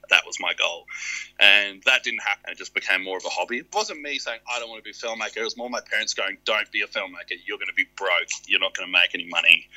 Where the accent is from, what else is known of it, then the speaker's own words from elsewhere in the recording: Alice Springs, Northern Territory, Australia; growing up in Alice Springs or growing up in any Australian country town